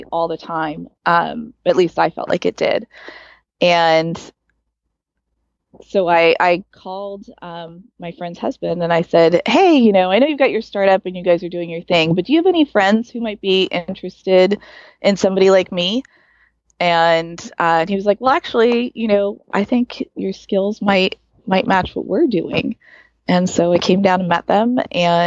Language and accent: English; Silicon Valley, California, United States; also born or lived in Arizona / Del Mar, California; I grew up in the Silicon Valley